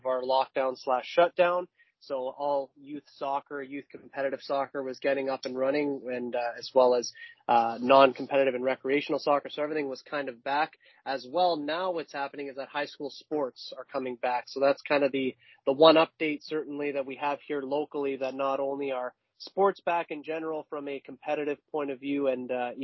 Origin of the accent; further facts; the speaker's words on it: Canada; being Canadian